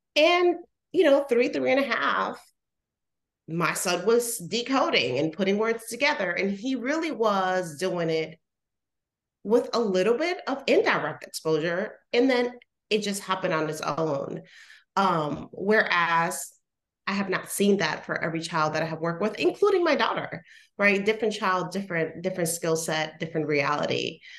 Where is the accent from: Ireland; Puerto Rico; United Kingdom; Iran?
Puerto Rico; moved away; I'm originally from Puerto Rico.